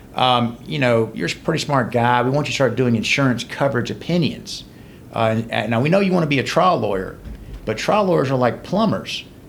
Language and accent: English; LaGrange, Georgia, United States; also born or lived in Conyers, Georgia / Macon, Georgia / Athens, Georgia; now in Atlanta, United States; I grew up in LaGrange, Georgia, a little small town. Uh, went to uh, high school in Rockdale County, Conyers.